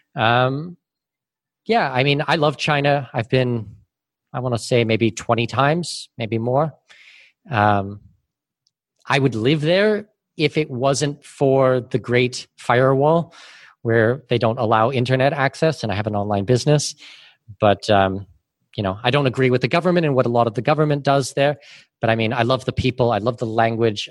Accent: Canada; moved away as an adult; also born or lived in Abu Dhabi / Singapore; now in Panama City, Panama; I'm Canadian with Danish heritage

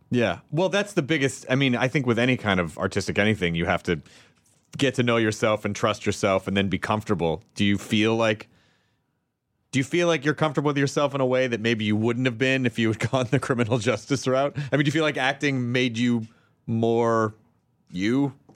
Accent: Memphis, Tennessee, United States; now in Los Angeles, United States; I grew up in uh, Memphis, Tennessee

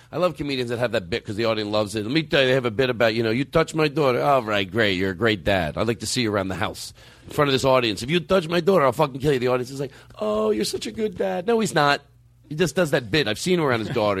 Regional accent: Philadelphia, Pennsylvania, United States; moved away; I'm from Philadelphia

